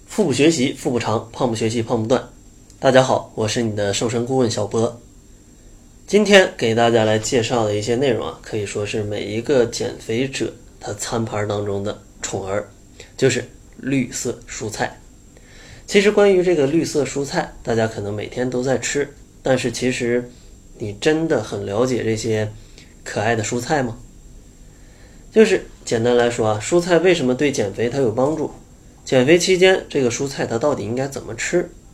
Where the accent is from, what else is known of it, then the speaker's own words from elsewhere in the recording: Northeast China, China; 我也是东北人